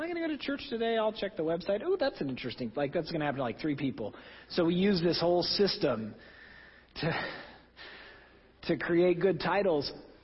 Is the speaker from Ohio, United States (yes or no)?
no; Oklahoma, United States; moved away; my home state of Oklahoma